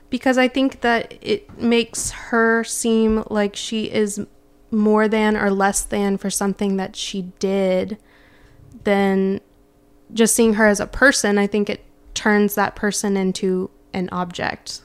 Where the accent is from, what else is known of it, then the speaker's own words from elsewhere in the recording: Memphis, Tennessee, United States; born and raised in Memphis in the South